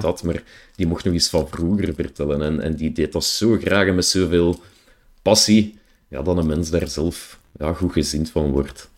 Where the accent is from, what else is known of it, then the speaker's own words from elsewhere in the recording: Brussels, Brussels-Capital Region, Belgium; accent: Brussels; ik heb mijn accent niet mee, ik krijg daar ook geregeld een beetje eh, commentaar op, op mijn, mijn Brusselse air of mijn Brusselse